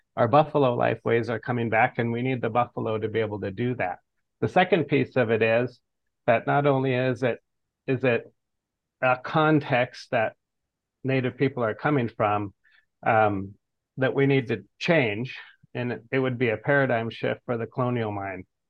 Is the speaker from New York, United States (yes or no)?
no; Fort Peck Reservation, northeastern Montana, United States; now in Boise, United States; I come from the Fort Peck, Assiniboine and Sioux Reservation of northeastern Montana.